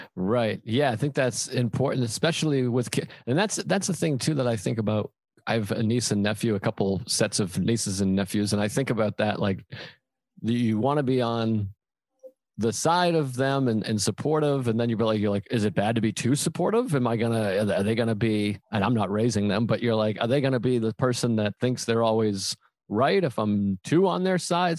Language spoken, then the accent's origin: English; Boston, Massachusetts, United States; I'm I'm from Boston